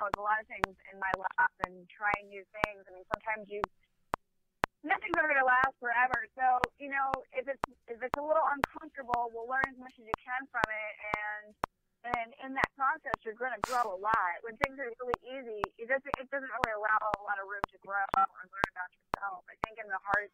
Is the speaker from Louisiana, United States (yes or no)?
no; Pennsylvania, United States; I'm from Pennsylvania